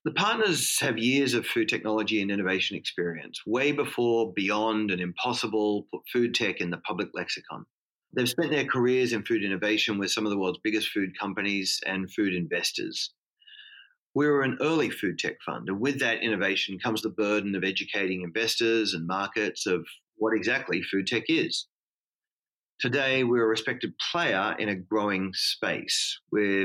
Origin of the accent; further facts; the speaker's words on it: Australia; also born or lived in Midwest, United States; now in Hong Kong; I'm an Australian, but was educated in the Midwest of the US. I call Hong Kong home for about 20 years now